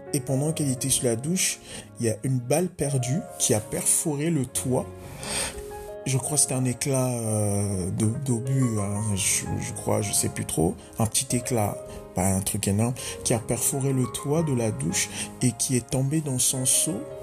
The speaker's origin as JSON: {"language": "French", "town": "Dolisie", "region": "Niari", "country": "Republic of the Congo", "tie": "born or raised there", "said": "chez moi au Congo-Brazzaville"}